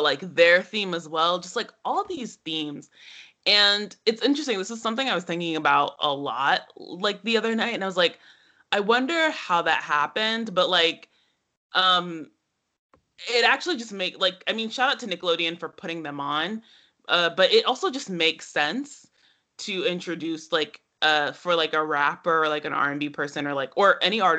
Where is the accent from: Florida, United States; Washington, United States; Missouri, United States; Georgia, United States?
Georgia, United States; Atlanta; I'm from Atlanta